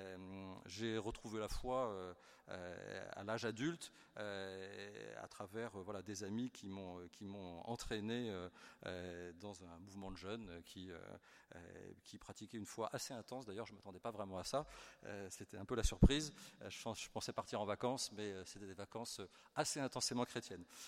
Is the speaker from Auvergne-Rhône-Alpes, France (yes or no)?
no; Versailles, Île-de-France, France; moved away as an adult; now in Perpignan, France; je suis né à Versailles, mon épouse aussi, on a vécu quasiment toute notre vie à Versailles